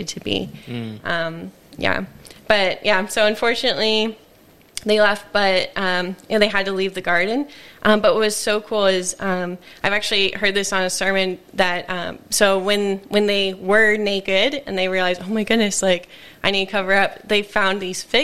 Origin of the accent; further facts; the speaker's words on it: United States; moved away; I'm from America